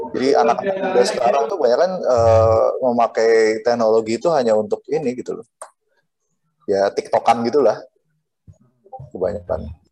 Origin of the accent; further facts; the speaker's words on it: Cilacap, Central Java, Indonesia; Bener-bener dari akar rumput di kampung saya di Cilacap